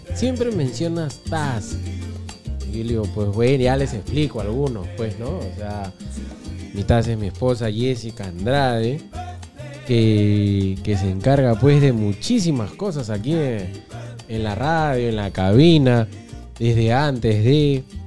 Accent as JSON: {"language": "Spanish", "country": "Peru", "said": "nosotros como buenos peruanos"}